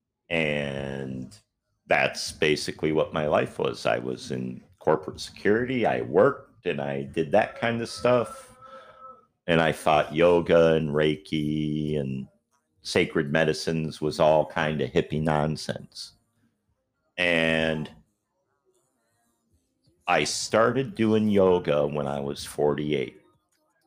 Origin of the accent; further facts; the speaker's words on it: near Green Bay, Wisconsin, United States; moved away as an adult; also born or lived in Washington State / Minneapolis, Minnesota; now in Florida, United States; I grew up in Wisconsin, right near Green Bay